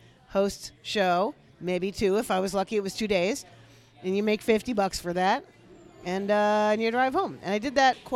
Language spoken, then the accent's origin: English; Amherst, Massachusetts, United States; moved away; also born or lived in Pittsburgh / Chicago; I'm originally from Amherst, Massachusetts